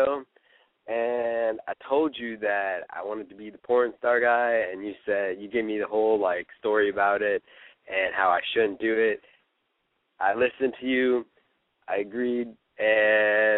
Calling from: Hollywood, Florida, United States; I'm calling from Hollywood, Florida

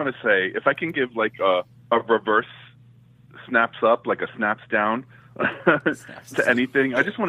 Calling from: New York, United States; from New York.

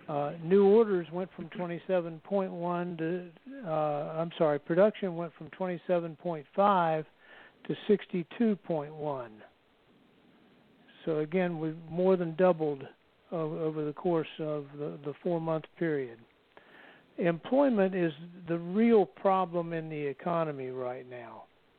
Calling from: Marietta, Georgia, United States; I'm in Marietta, Georgia, just down the road from Tim.

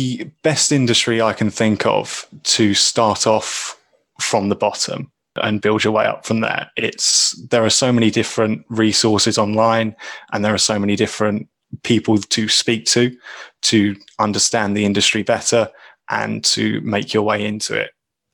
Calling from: England, United Kingdom; I'm calling in from England.

